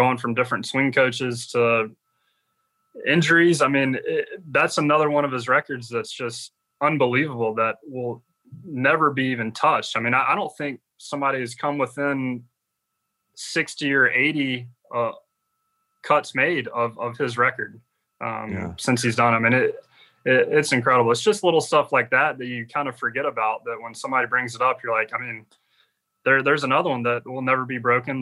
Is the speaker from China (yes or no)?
no; Georgia, United States; growing up in Georgia